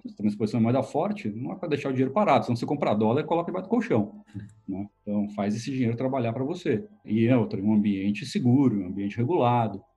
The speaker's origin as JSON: {"language": "Portuguese", "country": "Brazil", "tie": "born or raised there", "moved": "yes", "said": "eu é sou nascido e criado no Brasil"}